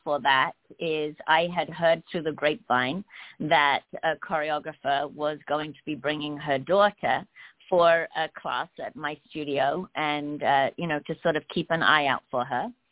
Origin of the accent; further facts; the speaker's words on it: England, United Kingdom; moved away as an adult; also born or lived in London, England; now in Los Angeles, United States; I'm from England